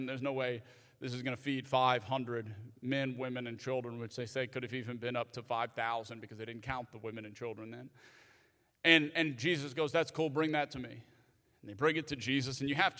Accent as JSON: {"language": "English", "region": "the South", "country": "United States", "tie": "born or raised there", "said": "And especially growing up in the South, a lot of times, if you grew up in the South like me"}